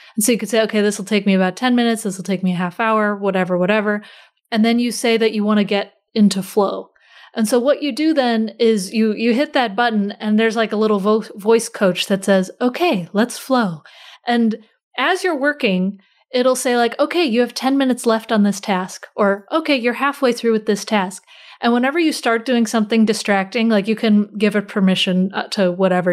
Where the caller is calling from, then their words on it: near Baltimore, Maryland, United States; I'm calling in from kind of close to Baltimore.